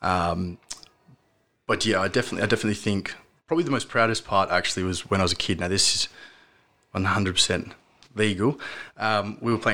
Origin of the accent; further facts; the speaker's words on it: Manjimup, Western Australia, Australia; I grew up in Manjimup, 2 hours away from here, where we are